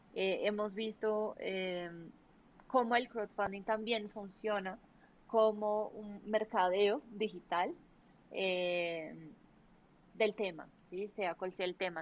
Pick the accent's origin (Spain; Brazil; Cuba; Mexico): Brazil; Spanish is a second language; now in Colombia